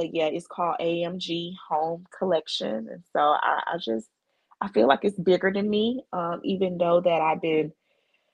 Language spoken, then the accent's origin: English; Mississippi, United States; moved away as an adult; now in Houston, United States; in my hometown of Mississippi, we had just got a Nissan factory.